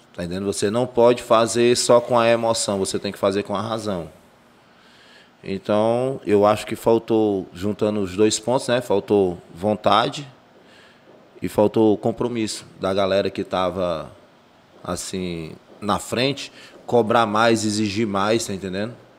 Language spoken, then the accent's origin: Portuguese; Fortaleza, Ceará, Brazil; now in Maracanaú, Brazil; Eu nasci em Fortaleza, em 83, né? Tenho aí 38 anos já